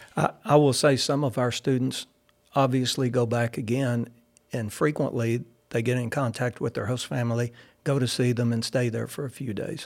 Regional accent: Caldwell, Texas, United States; Growing up in Caldwell, you know, being a country boy

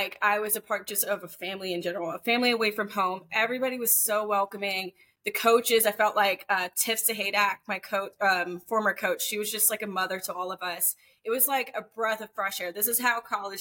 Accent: Atlanta, Georgia, United States; I'm from Atlanta, so we're always down there

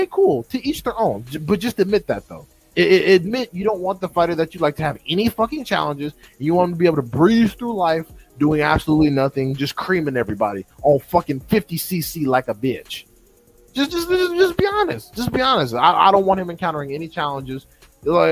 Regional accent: California, United States; as a Californian myself

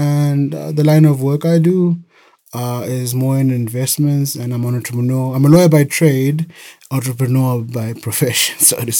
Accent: Harare, Zimbabwe; moved away as an adult; also born or lived in Bulawayo, Zimbabwe / Cape Town, South Africa; I was born in Bulawayo, the second biggest city in Zimbabwe. Bulawayo. Okay. But I grew up in Harare, Zimbabwe, which is the capital city.

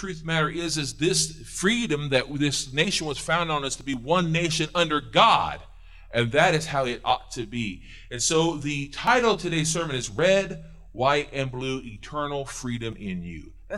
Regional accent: Missouri, United States; I was born in Missouri

